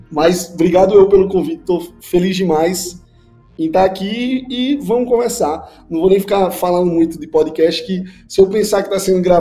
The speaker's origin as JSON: {"language": "Portuguese", "town": "Caruaru", "region": "Pernambuco", "country": "Brazil", "said": "eu vim do interior de Pernambuco, uma cidadezinha chamada Caruaru. E aí, lá assim, é uma cidade pequena, mas tem uns 400 mil habitantes."}